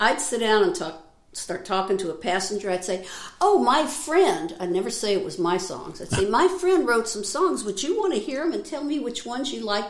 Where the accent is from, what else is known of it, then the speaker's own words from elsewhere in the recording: St. Louis, Missouri, United States; moved away; also born or lived in Nashville; I'm a Missouri. I'm from St. Louis, so I'm a Missouri mule